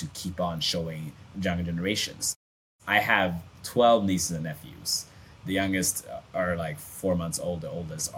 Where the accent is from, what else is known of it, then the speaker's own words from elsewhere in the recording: Sweden; I grew up in Sweden